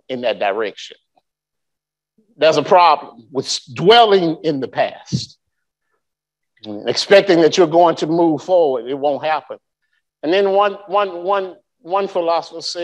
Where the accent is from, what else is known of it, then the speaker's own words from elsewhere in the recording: Birmingham, Alabama, United States; moved away; also born or lived in Anniston / Fort Polk; I grew up in Birmingham